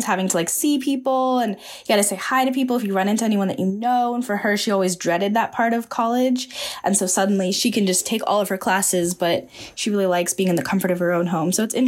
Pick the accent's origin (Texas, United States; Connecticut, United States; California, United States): California, United States; Bay Area; I loved growing up in the Bay Area, because you just have so much nature around you.